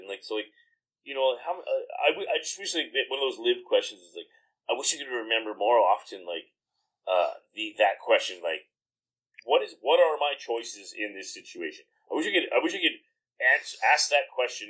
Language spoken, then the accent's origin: English; Comox, British Columbia, Canada; I grew up in Comox, which is like predominantly a pretty, very upper middle class